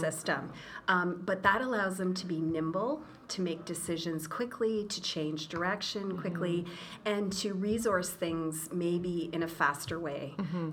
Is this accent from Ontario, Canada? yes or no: yes; Brockville, Ontario, Canada; moved away as an adult; also born or lived in Rabat, Morocco; now in Toronto, Canada; I was born in Brockville